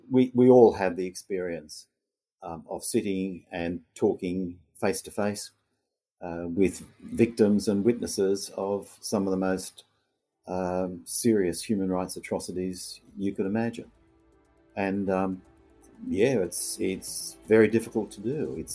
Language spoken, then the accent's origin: English; Australia; Um, I'm Australian. Um, I've always lived and worked in and from Australia